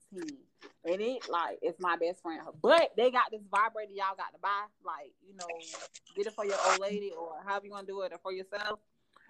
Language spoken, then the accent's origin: English; Florida, United States; now in North Carolina, United States; No, I'm in North Carolina, but I'm from Florida